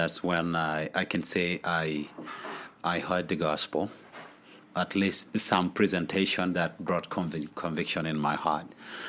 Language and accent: English; Gulu, Northern Region, Uganda; So that's how I grew up, and coupled with that is I grew up in wartime in Gulu. There was a war for 22 years in Gulu, so most of my childhood was in that wartime.